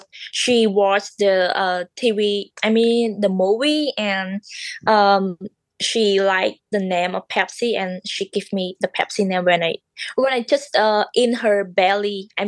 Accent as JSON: {"language": "English", "country": "Cambodia", "second_language": "English", "moved": "as an adult", "lives_now": "California, United States", "said": "I'm from Cambodia, and I live here for 6 months."}